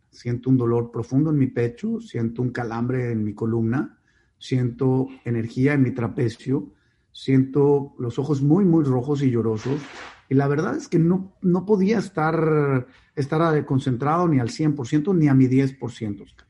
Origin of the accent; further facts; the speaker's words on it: Monterrey, Nuevo León, Mexico; also born or lived in Mexico City; Yo nací en Ciudad de México, eh, y a los cinco años mis padres tienen su primera crisis económica importante y deciden mudarse a Monterrey